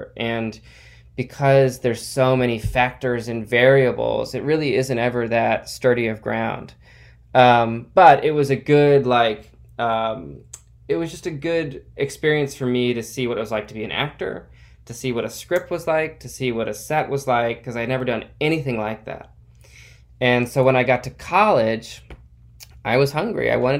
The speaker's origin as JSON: {"language": "English", "town": "Cleveland", "region": "Ohio", "country": "United States", "also_born_or_lived": "New York", "moved": "as an adult", "lives_now": "Los Angeles, United States", "said": "I'm from Cleveland, Ohio."}